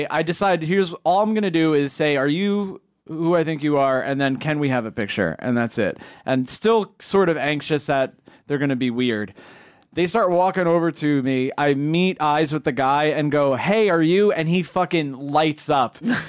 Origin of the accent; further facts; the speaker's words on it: New York City, New York, United States; I told him I was from New York City.